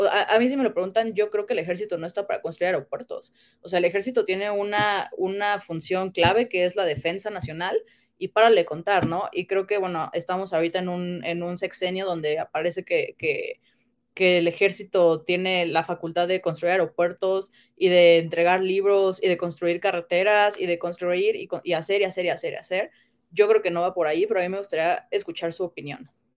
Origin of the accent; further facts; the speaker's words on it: Mexico; como mexicanos